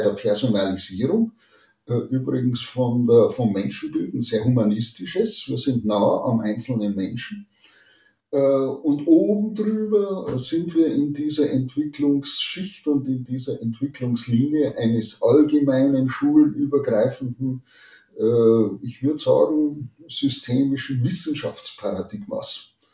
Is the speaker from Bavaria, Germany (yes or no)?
yes; Chiemgau, near Lake Chiemsee, Bavaria, Germany; moved away as an adult; also born or lived in Salzburg / Bamberg / Münster / Aachen; ganz in der Nähe meiner Heimat hier am äh, Chiemsee, am, im Chiemgau